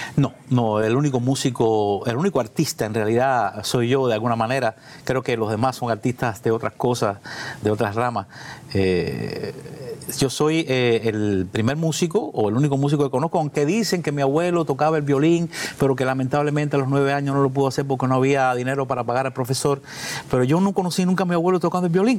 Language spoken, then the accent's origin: Spanish; Matanzas, Cuba; moved away; Soy del centro de Matanza, de Pueblo Nuevo, en la calle de las Mercedes